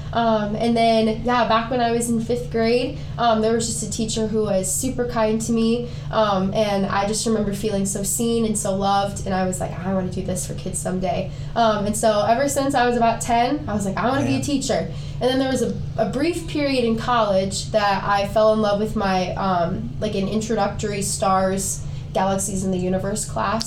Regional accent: Decorah, Iowa, United States; we're all from Decorah, Iowa

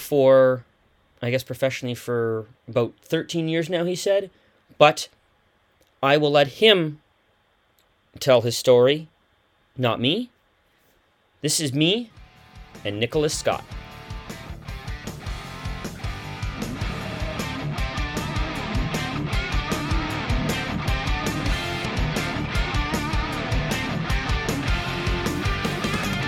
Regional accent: Canada; growing up in Canada in the 90s and 2000s

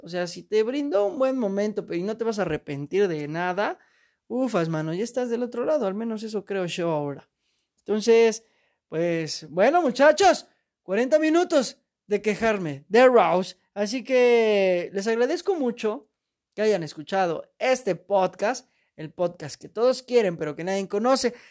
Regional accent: Mexico; soy mexicano

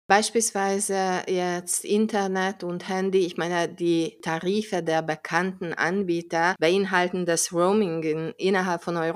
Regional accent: Hungary; wenn ich in meinem Heimatland Ungarn bin

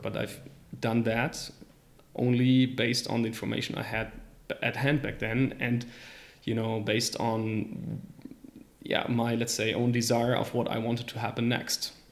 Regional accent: Rostock, Mecklenburg-Vorpommern, Germany; moved away as an adult; now in Luxembourg; I'm originally from Germany. I've been living in Luxembourg for five years now. And, uh, I'm actually originally from a small city called Rostock, right at the coast of the Baltic Sea

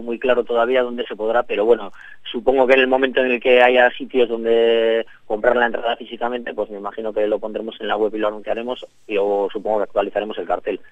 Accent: Bilbao, Basque Country, Spain; somos una banda de Bilbao

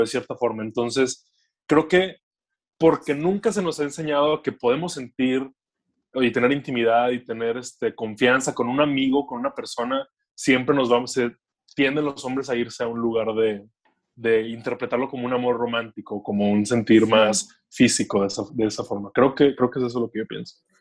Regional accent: Monterrey, Nuevo León, Mexico; soy de Monterrey

